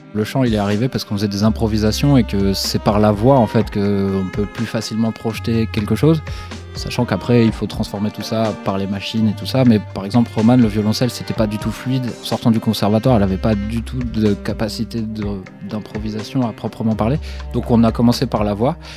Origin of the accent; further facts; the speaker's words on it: Dordogne, Nouvelle-Aquitaine, France; on est originaire de Dordogne